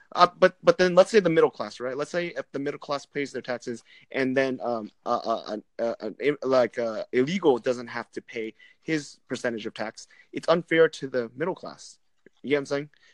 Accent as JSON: {"language": "English", "country": "Vietnam", "said": "I'm Vietnamese"}